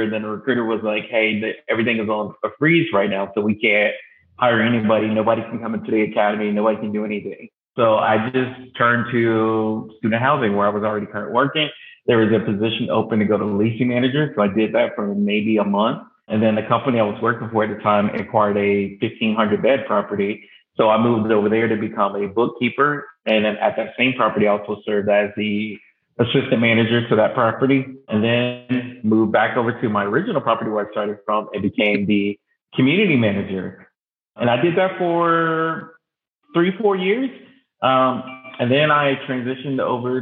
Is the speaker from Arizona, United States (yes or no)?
no; Rockledge, Florida, United States; I am originally from Rockledge, Florida, small town near Central Florida. I actually grew up on the beach